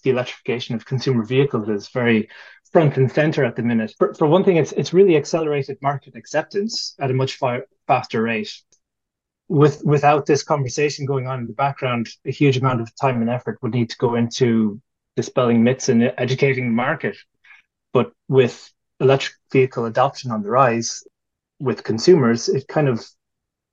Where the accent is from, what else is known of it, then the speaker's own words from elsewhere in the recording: Ireland; we're Irish